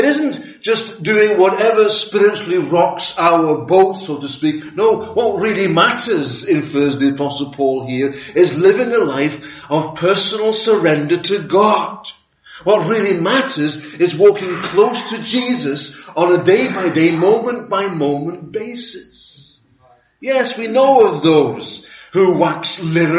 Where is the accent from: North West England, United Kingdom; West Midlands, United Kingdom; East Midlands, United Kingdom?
North West England, United Kingdom; Liverpool; Growing up in Liverpool